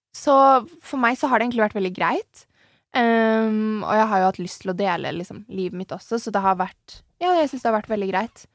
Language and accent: Norwegian; Nøtterøy, Vestfold, Norway; also born or lived in Tønsberg; Jeg er jo fra et sånn Eller jeg er fra Tønsberg. Eller Nøtterøy, da.